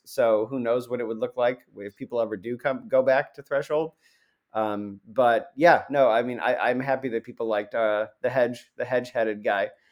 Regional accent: Central New York, United States; I'm from Central New York

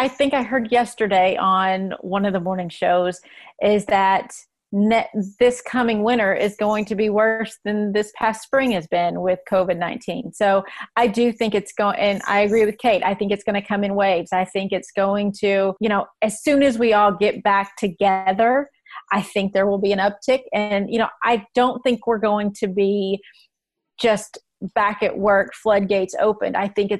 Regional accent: the South, United States; I'm from the South, right?

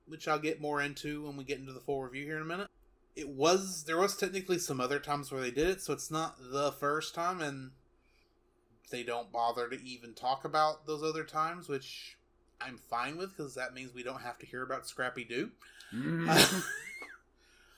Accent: East Texas, United States; I'm from East Texas

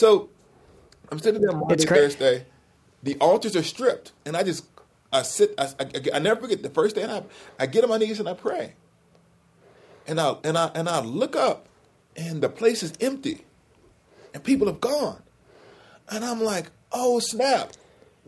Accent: Alabama, United States; I couldn't drive to Alabama. My school's an hour from my hometown

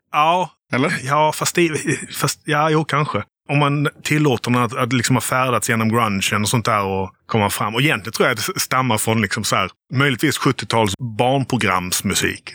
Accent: Helsingborg, Skåne, Sweden; also born or lived in Gothenburg / Lund / Malmö; Jag är från, eh, från västra Skåne

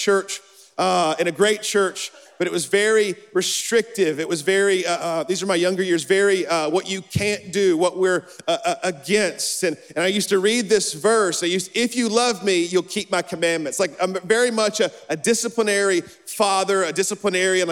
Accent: Alabama, United States; I'm from Alabama

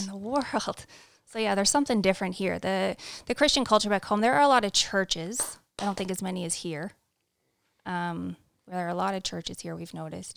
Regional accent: Canada; moved away; also born or lived in Saskatchewan / London, Ontario; we're both born and raised in Canada

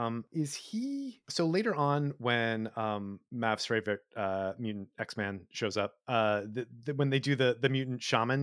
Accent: Long Island, New York, United States; I'm from Long Island, so I don't know the accent.

